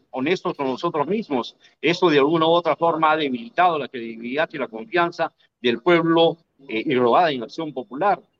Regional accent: Peru; No, yo soy peruano.

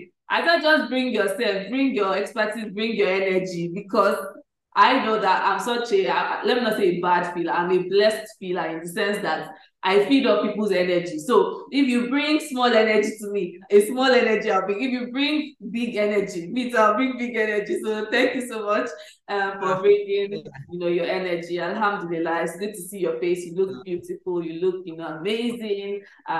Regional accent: Nigeria; I'm still a Nigerian to my bone

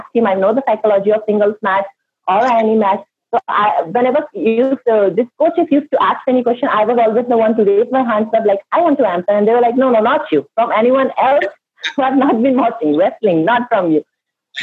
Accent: India; I'm an Indian

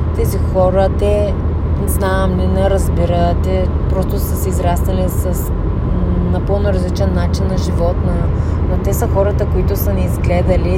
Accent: Bulgaria; Ние, особено като българи

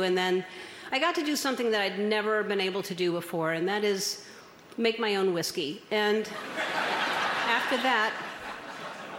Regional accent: New Orleans, Louisiana, United States; I was born in New Orleans in 1958, January 26th

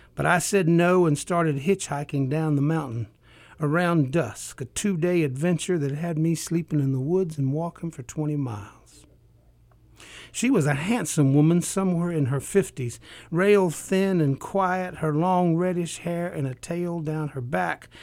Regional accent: Appalachia, United States; coming from an oral culture. I'm from Appalachia

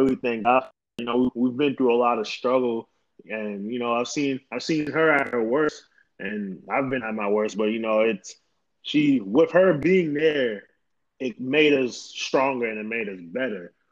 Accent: New York, United States; I was born and raised in New York

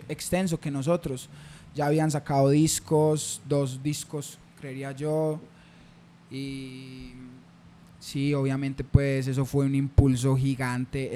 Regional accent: Medellín, Antioquia, Colombia; also born or lived in Caicedo, Antioquia; yo me crié acá, yo me crié en San Javier

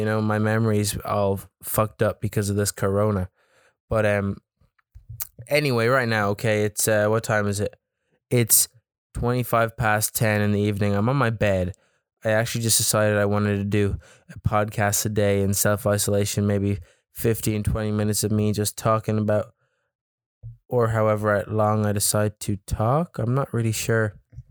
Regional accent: County Louth, Ireland; I was like, I'm from Louth. And he kept forgetting where I was from. And I had to keep telling the guy I was from Louth.

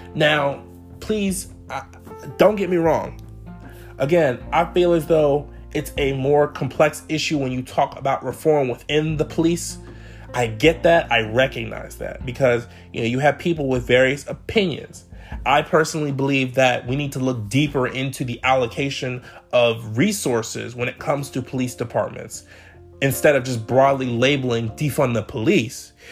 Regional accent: Clarksburg, Maryland, United States; also born or lived in Salisbury, Maryland; I grew up in Montgomery County, Maryland. For those of you who may be from MoCo, I'm from Clarksburg

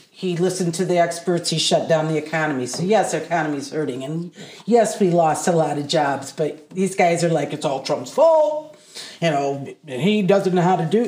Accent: Adrian, Michigan, United States; also born or lived in Massachusetts / Blissfield, Michigan; I was born in Massachusetts. We moved to Adrian when I was six.

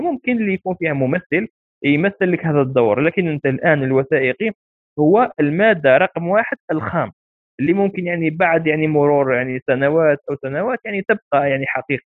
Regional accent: Algeria; إحنا كجزائريين

